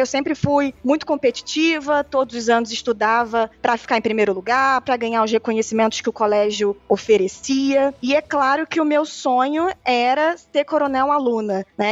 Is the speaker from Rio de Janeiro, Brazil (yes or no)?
yes; Rio de Janeiro, Brazil; accent: carioca; pelo meu sotaque sotaque parecido com o seu já deu para perceber que eu sou carioca